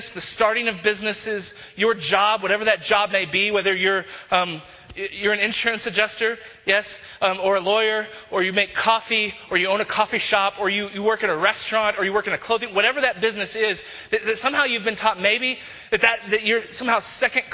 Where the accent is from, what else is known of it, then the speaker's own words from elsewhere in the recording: Texas, United States; now in Denver, United States; who I grew up with in Texas